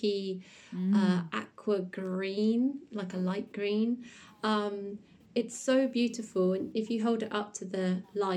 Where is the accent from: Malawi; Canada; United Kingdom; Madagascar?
United Kingdom; South West England; we are from the Southwest in England